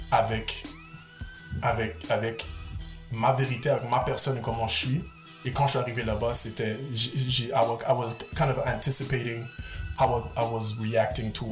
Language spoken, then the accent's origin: French; Montreal, Quebec, Canada; born there; Je suis né à Montréal, multi-ethnicité.